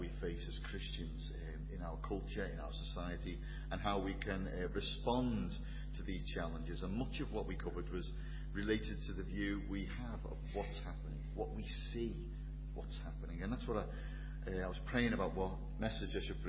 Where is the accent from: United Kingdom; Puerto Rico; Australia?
United Kingdom; Liverpool, North West England; accent: Scouse; I'm from Liverpool, tell by the accent